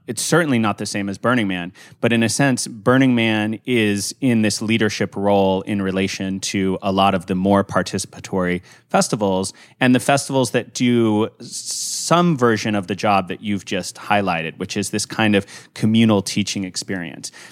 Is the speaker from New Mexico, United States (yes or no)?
yes; Santa Fe, New Mexico, United States; I was born and raised in Santa Fe